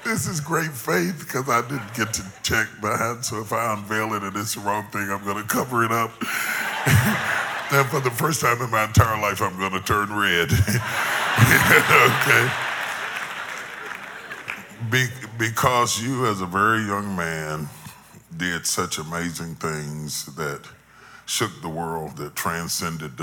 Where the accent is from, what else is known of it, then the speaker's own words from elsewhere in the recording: Charleston, West Virginia, United States; now in Dallas, United States; I grew up in Charleston West, by God, Virginia.